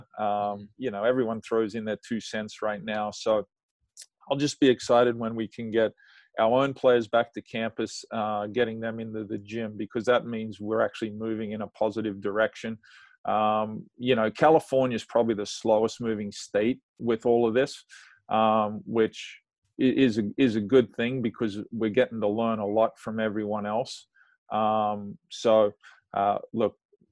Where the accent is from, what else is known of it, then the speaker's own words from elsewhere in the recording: Australia; moved away as an adult; now in United States; I got to play for my country. I played the majority of my career in my home country. So when I got done, I tried to make coaching work at home, but I had to come to the US.